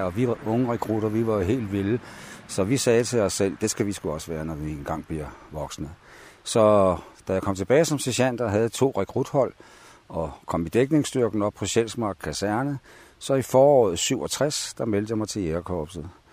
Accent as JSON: {"language": "Danish", "town": "Copenhagen", "region": "Capital Region of Denmark", "country": "Denmark", "tie": "born or raised there", "moved": "as an adult", "said": "jeg er født i København i 1944 på Rigshospitalet og boede de første 21 år i København"}